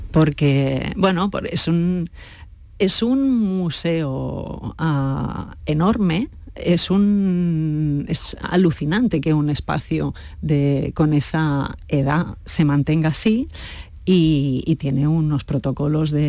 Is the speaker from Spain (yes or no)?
yes; Spain; nosotros somos españoles, el equipo es español